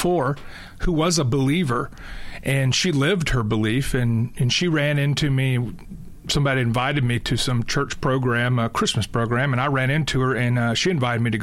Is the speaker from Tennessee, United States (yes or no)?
yes; Tennessee, United States; I grew up in Tennessee